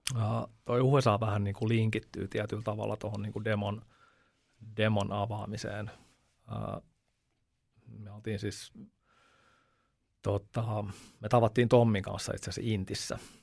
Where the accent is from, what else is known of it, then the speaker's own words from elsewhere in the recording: Veikkola, Uusimaa, Finland; also born or lived in Upinniemi; Mä oon Veikkolasta